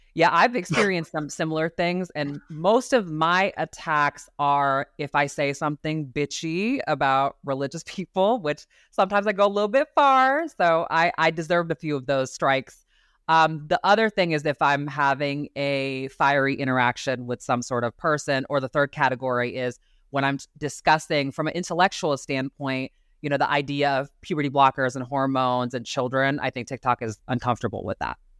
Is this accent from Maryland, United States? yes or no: no; Ohio, United States; moved away as an adult; now in Arizona, United States; I grew up in Ohio to very conservative family.